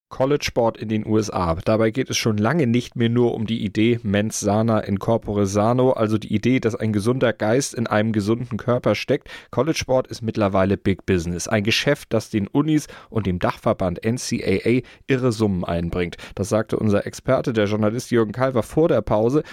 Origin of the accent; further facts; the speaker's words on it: Germany; bei uns in Deutschland